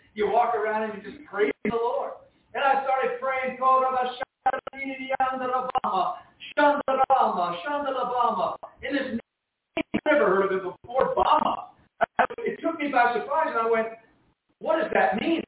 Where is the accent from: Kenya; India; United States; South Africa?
United States; Jersey City, New Jersey; I was born in Jersey City, New Jersey